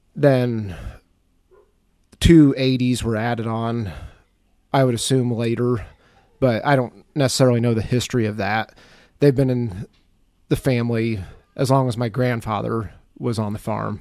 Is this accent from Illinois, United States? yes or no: yes; Mercer County, Western Illinois, United States; I grew up in Western Illinois. It's a county called Mercer County.